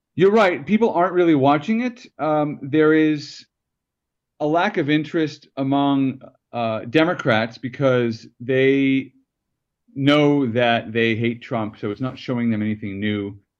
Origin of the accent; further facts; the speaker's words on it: United States; as an American